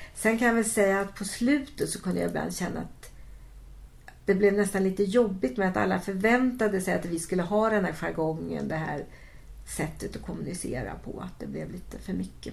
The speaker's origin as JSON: {"language": "Swedish", "area": "Västergötland", "region": "Västra Götaland", "country": "Sweden", "moved": "yes", "said": "Jag kom från Västergötland, precis som Stickan"}